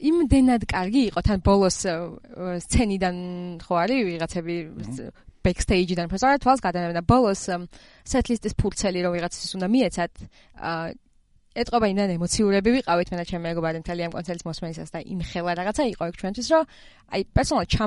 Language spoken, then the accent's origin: Georgian; Georgia; რომ ესე საქართველოსდან ვართ